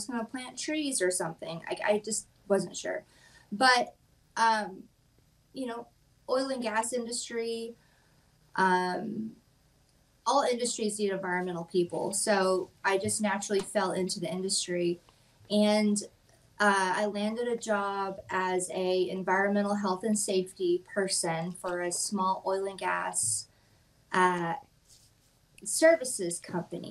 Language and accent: English; West Texas, United States; moved away as an adult; also born or lived in Odessa, Texas; now in Kentucky, United States; I live in Kentucky currently for the past 6 years, but I am from Texas. I'm from West Texas